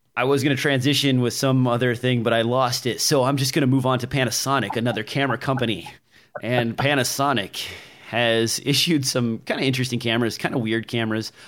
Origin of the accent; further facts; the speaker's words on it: Nebraska, United States; I'm from Nebraska